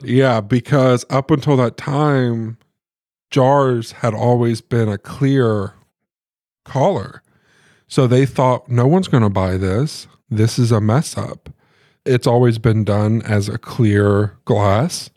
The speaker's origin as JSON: {"language": "English", "town": "Muncie", "region": "Indiana", "country": "United States", "tie": "born or raised there", "said": "Josh and I grew up in Muncie. That's where we spent most of our lives"}